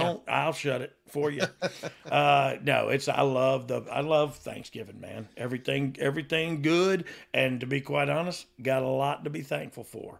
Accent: the South, United States; I'm from the South, but, like, not really

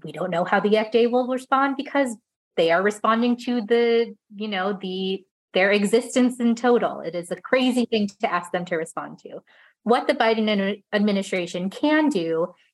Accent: Midwest, United States; I am from the Midwest

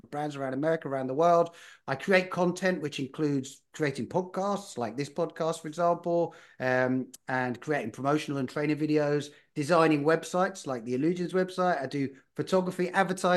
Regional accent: United Kingdom; moved away as an adult; also born or lived in London / Spain / Netherlands / California; now in East Coast, United States; I'm from the United Kingdom originally. I spent most of my adult life in London

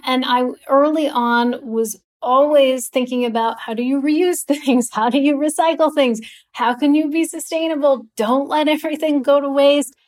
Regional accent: Los Angeles, California, United States; I grew up in Los Angeles, California

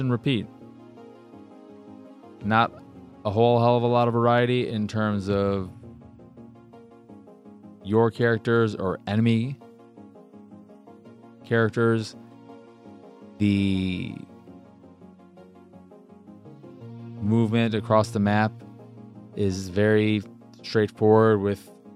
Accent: United States; I'm an American

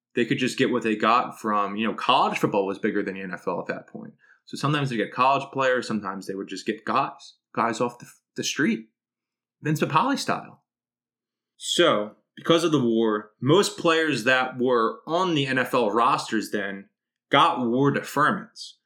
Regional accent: Philadelphia, Pennsylvania, United States; growing up in South Philly

